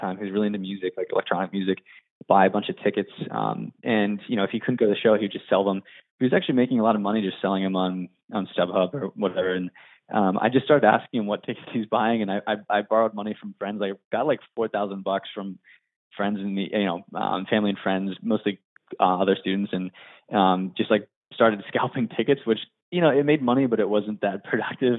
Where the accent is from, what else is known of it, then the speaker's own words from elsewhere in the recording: Johnstown, Pennsylvania, United States; moved away as an adult; also born or lived in Williamsburg, Virginia; I was born in um, Johnstown, Pennsylvania, which is a small town outside of Pittsburgh. And, you know, born and raised there